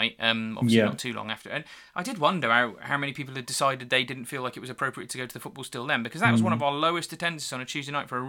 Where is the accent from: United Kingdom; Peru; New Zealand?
United Kingdom; England; I'm English, obviously.